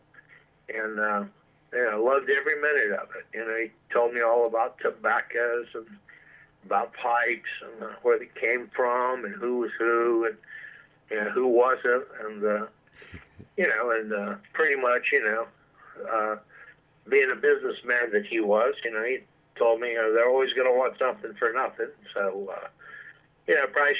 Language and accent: English; Miami, Florida, United States; I grew up in Miami, Florida